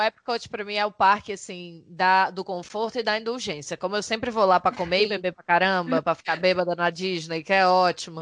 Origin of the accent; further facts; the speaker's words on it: Brazil; nós quatro somos brasileiros